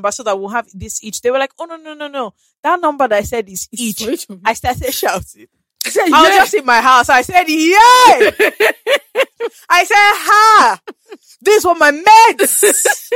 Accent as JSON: {"language": "English", "country": "Ghana", "moved": "yes", "lives_now": "Nigeria", "said": "I'm also even from Ghana"}